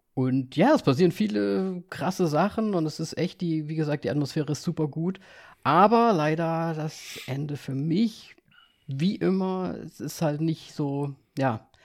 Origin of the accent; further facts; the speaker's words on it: Vienna, Austria; moved away; meiner Geburtsstadt war. Ich war in Wien